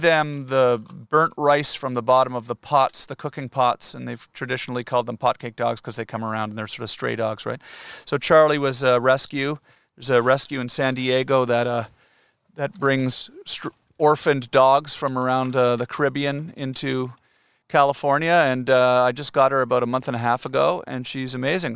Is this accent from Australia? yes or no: no; Canada; I'm Canadian. We say washroom